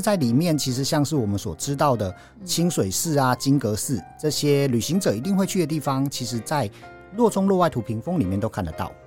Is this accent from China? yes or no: no; Taiwan; 我们台湾人